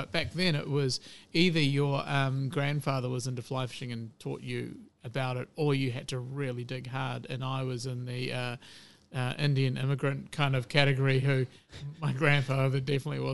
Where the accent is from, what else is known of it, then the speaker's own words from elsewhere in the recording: Hamilton, Waikato, New Zealand; also born or lived in United Kingdom; I grew up in Hamilton